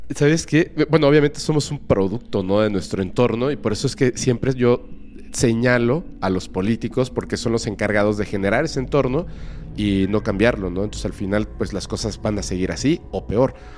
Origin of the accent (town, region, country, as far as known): Mexico